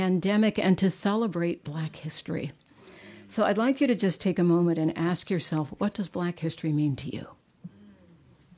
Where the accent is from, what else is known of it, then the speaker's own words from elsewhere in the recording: San Francisco, California, United States; I grew up here in San Francisco at the First Union Baptist Church